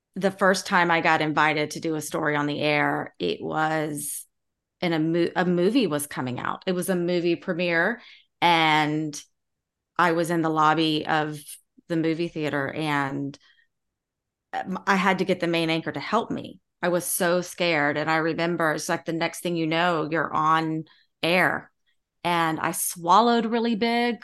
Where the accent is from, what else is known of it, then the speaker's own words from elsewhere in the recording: Charleston, South Carolina, United States; growing up in Charleston